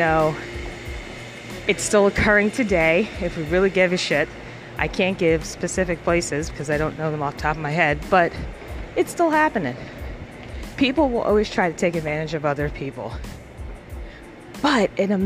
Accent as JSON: {"language": "English", "town": "New York City", "region": "New York", "country": "United States", "tie": "born or raised there", "said": "I grew up in Harlem."}